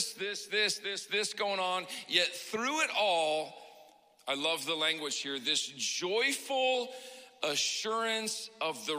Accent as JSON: {"language": "English", "region": "Pacific Northwest", "country": "United States", "said": "I come from the Pacific Northwest"}